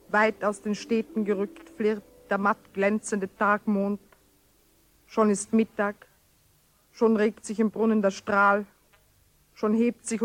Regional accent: Carinthia, Austria; Ich habe meine Jugend in Kärnten verbracht, im Süden, an der Grenze, in einem Tal, das zwei Namen hat, einen deutschen und einen slowenischen.

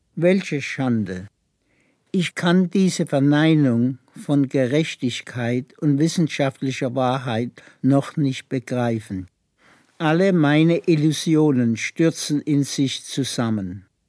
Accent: Kippenheim, Baden-Württemberg, Germany; moved away; also born or lived in Freiburg / Gurs, France / United States; Ich bin in Kippenheim geboren, im Schwarzwald in der Nähe von Laar. Und äh, bis zu zehn Jahre

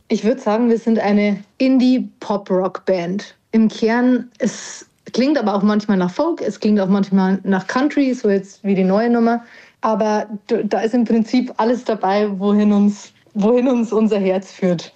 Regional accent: Parkstein, Bavaria, Germany; also born or lived in Erding; now in Regensburg, Germany; Ich bin groß geworden in der Nähe von Weiden, ja. in einem kleinen Örtchen namens Parkstein

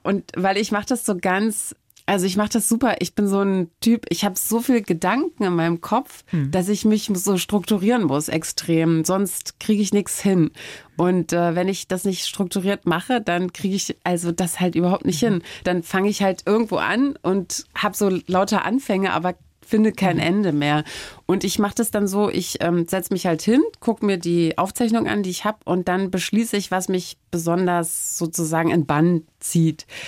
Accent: Germany; first language German; habe ich in der DDR jetzt mit dem Englischen nicht so, mhm. äh, so viel Verbindung gehabt

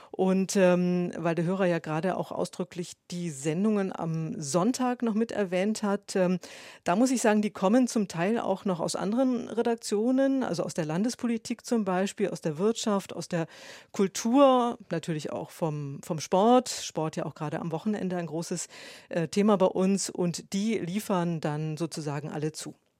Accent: Hamburg, Germany; moved away as an adult; ich komme aus Hamburg ähm, und war schon als Schülerin beim Radio, beim Norddeutschen Rundfunk

